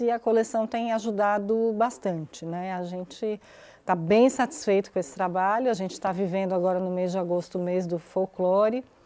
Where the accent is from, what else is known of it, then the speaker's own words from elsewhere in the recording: Garanhuns and Recife, Pernambuco, Brazil; moved away; Eu fui criada no Nordeste